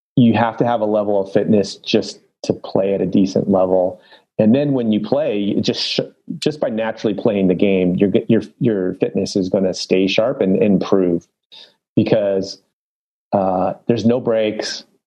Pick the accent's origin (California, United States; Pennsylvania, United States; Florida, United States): California, United States; Los Angeles; I grew up in Los Angeles, North San Fernando Valley.